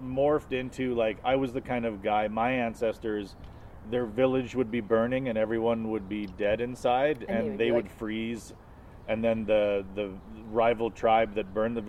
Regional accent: Alberta, Canada; also born or lived in London, Ontario; But I grew up in Alberta with British people

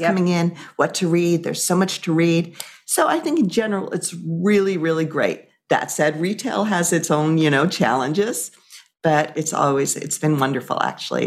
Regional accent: Amagansett, New York, United States; I grew up in Amagansett

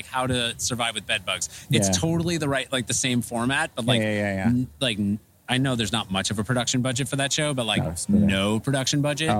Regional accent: New York, United States

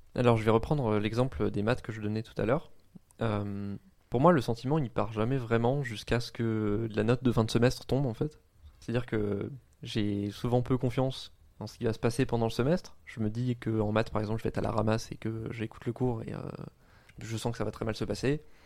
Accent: around Compiègne, Oise, Hauts-de-France, France; moved away as an adult; also born or lived in Lille; j'ai grandi euh, autour de Compiègne, qui est euh, une, ville dans l'Oise

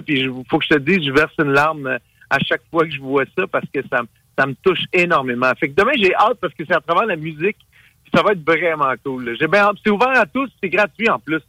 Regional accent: Montreal, Quebec, Canada; je suis né ici au Québec, je suis né à Montréal, mais mes parents, c'est des premières générations

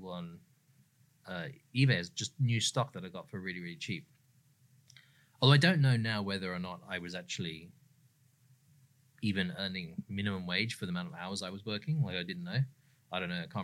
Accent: England, United Kingdom; now in Sydney, Australia; I'm from England originally.

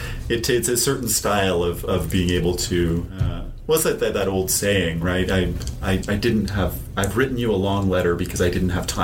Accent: Ontario, Canada; now in British Columbia, Canada; I'm from Ontario

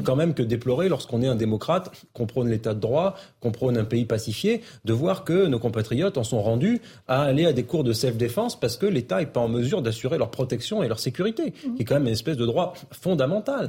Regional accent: Bordeaux, Nouvelle-Aquitaine, France; je connais bien Bordeaux. Moi, quand j'ai grandi à Bordeaux

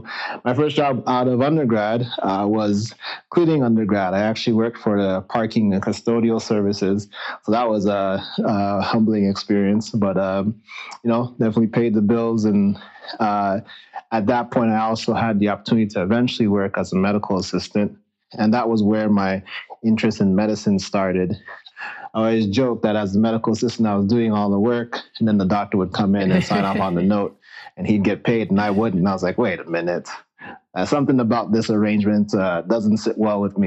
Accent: Toronto, Ontario, Canada; moved away as an adult; I was born and raised in Toronto, Ontario, Canada

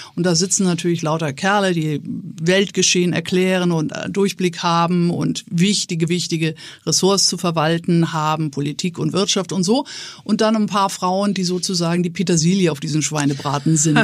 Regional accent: Neumünster, Schleswig-Holstein, Germany; moved away as an adult; wenn man an einem schrecklichen Ort wie in meinem Fall Neumünster geboren ist

